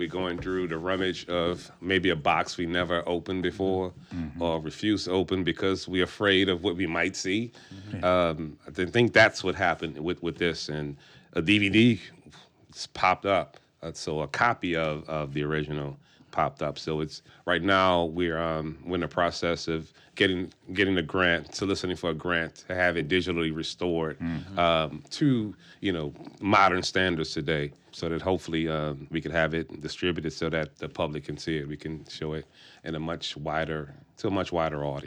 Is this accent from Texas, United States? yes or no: no; New Orleans, Louisiana, United States; I'm from New Orleans